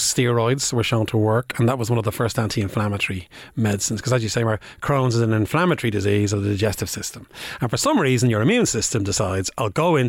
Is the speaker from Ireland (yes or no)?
yes; Bray, Leinster, Ireland; I'm from Bray, County Wicklow.